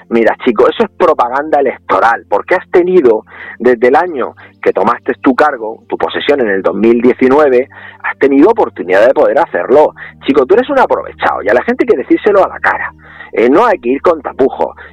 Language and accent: Spanish; San Javier, Region of Murcia, Spain